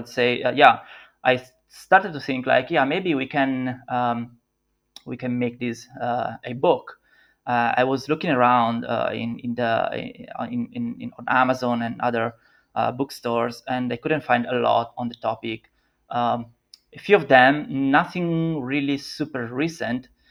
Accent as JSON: {"language": "English", "country": "Italy", "also_born_or_lived": "Milan / Los Angeles", "second_language": "English", "said": "I'm an Italian product designer"}